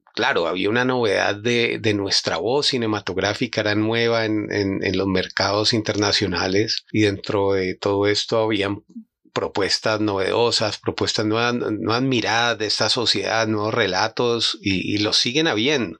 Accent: Colombia; como colombianos

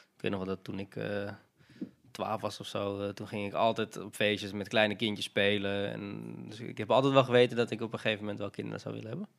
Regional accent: Amsterdam, North Holland, Netherlands; we zijn allebei opgegroeid in de Watergraasmeer ook

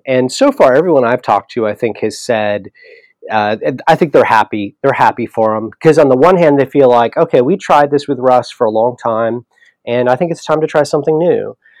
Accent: Southern California, United States; now in Oklahoma, United States; Palmdale, which is kind of where I grew up in Southern California.

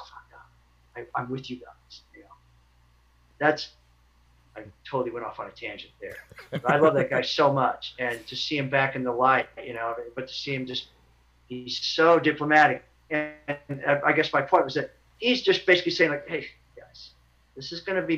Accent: Lawrence and Wichita, Kansas, United States; moved away as an adult; my hometown, towns like Lawrence and Wichita

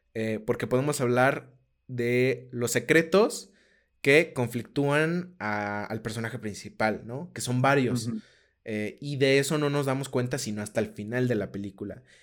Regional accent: Aguascalientes, Mexico; primero soy de Aguascalientes, este, eh, como que, o sea, como que así crecí, ¿no?

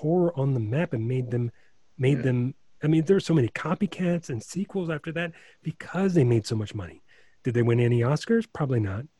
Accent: Chicago, Illinois, United States; I grew up in Chicago

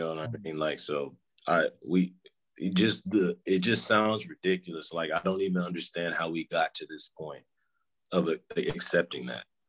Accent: Houston, Texas, United States; I'm from Houston. You know, I living yeah. living in Houston my whole life.

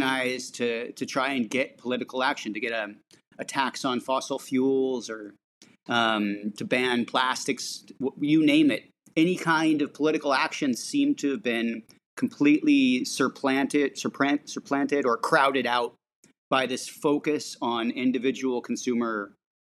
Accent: San Francisco, California, United States; I grew up in San Francisco

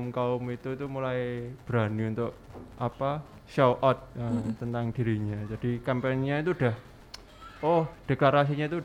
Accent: Central Java, Indonesia; now in Jember, Indonesia; Uh, saya kebetulan merantau.

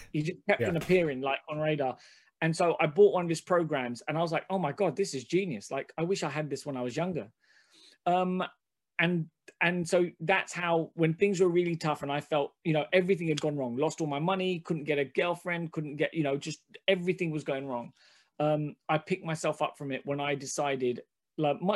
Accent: London, United Kingdom; first language Hindi; I grew up in Hackney

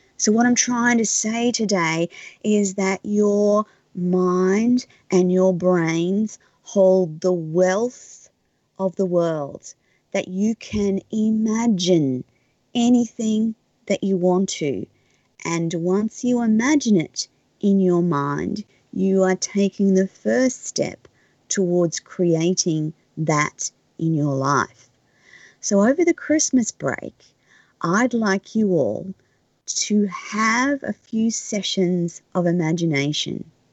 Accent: Australia; as an Australian

